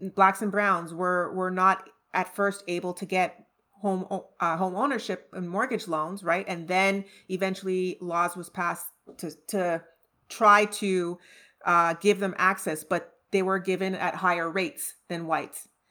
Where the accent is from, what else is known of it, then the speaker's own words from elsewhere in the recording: Pointe-Claire, Quebec, Canada; moved away as an adult; also born or lived in Trinidad; now in Orange Park, United States; I grew up in Point Claire in the suburbs